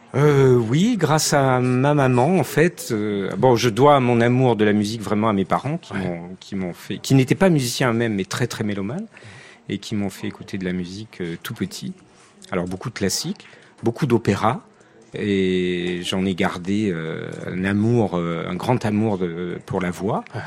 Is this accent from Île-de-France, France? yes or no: no; Nice, Provence-Alpes-Côte d'Azur, France; je suis niçois d'origine. Ah j'ai grandi à Nice